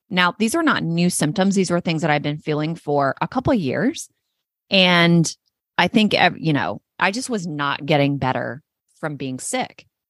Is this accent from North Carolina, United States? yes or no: yes; North Carolina, United States; North Carolina is my home state. It's where I was born and raised.